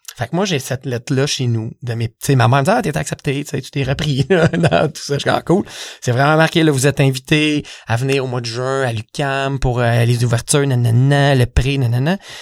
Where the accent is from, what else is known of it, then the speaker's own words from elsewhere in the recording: Saint-Jean-sur-Richelieu, Quebec, Canada; je viens de Saint-Jean